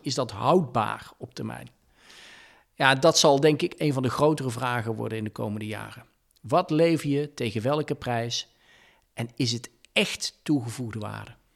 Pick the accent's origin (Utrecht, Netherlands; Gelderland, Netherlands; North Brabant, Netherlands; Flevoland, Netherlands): North Brabant, Netherlands; Dongen; accent: soft G; moved away as an adult; Eh, ik kom uit een klein dorp, Dongen, vlakbij Oosterhout-Breda. Mijn vader en moeder waren hardwerkende ondernemers. Ben daar ook in opgegroeid